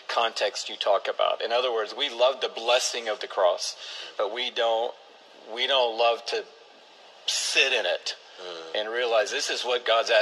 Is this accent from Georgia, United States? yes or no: yes; Atlanta, Georgia, United States; grow up in Atlanta